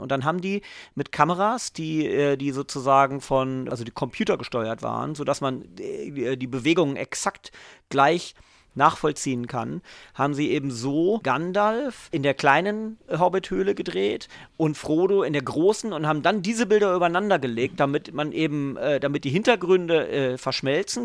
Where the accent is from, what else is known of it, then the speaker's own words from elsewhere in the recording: Göttingen, Lower Saxony, Germany; moved away; also born or lived in England; ich komme aus Göttingen, ähm, da war ich an der EGS